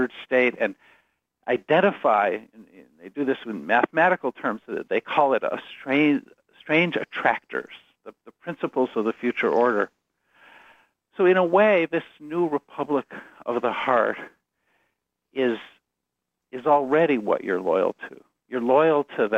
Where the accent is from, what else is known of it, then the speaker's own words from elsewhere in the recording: United States; also born or lived in Chicago area / Ann Arbor; I'm an American